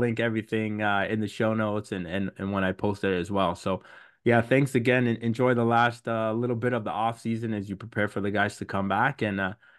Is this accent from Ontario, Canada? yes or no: yes; Hamilton, Ontario, Canada; You know, I'm from Hamilton. I didn't want to start with that, or you might have hung up the phone, but I'm from Hamilton